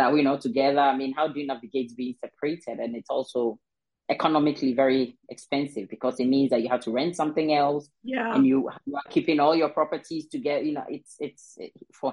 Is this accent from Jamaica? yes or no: no; Ghana; I am originally from Ghana, and I got married to a Danish guy